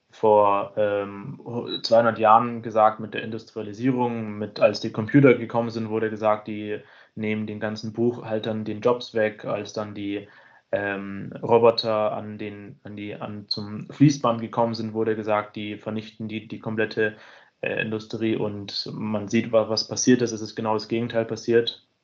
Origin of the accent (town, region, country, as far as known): Munich, Bavaria, Germany